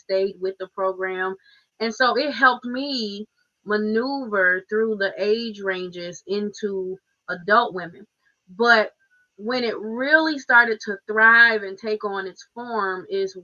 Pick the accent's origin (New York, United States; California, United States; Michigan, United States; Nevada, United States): Michigan, United States; Muskegon; I'm born and raised in Muskegon, Michigan. Been here my whole life